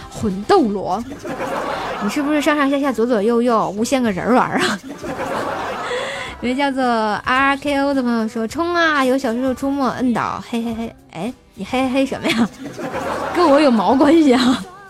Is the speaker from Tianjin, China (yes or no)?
yes; Tianjin, China; accent: Tianjin dialect; 我们天津话说得特别鲁